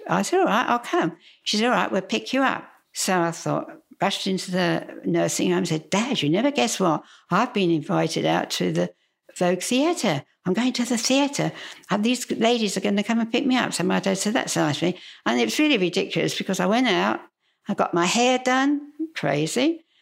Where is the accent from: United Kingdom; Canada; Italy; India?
United Kingdom; London; accent: Cockney; moved away as an adult; also born or lived in Twickenham; now in Australia; I was actually born in Putney, which is, you know, a stone's throw from, um, you know, the city of London. I really am a Cockney.